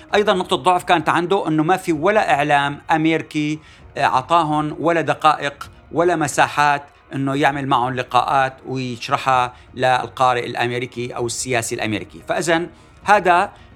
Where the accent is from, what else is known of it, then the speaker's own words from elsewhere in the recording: Syria; ماذا يجب أن نفعل كسوريين